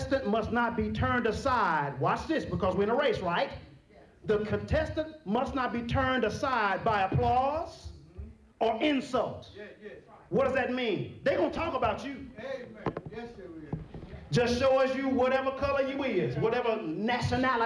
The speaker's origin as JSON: {"language": "English", "region": "Texas", "country": "United States", "tie": "born or raised there", "said": "I'm from Texas"}